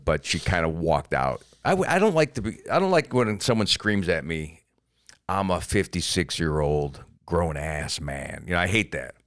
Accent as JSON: {"language": "English", "region": "Florida", "country": "United States", "said": "I'm from Florida and we have the Don't Say Gay Bill"}